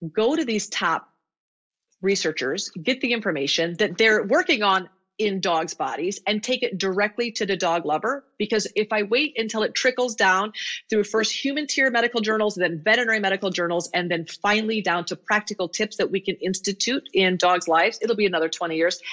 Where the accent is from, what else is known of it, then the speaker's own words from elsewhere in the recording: Iowa, United States; I grew up in Iowa